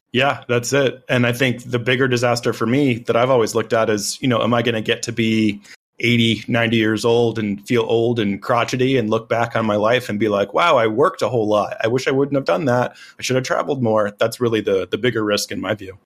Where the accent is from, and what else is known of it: United States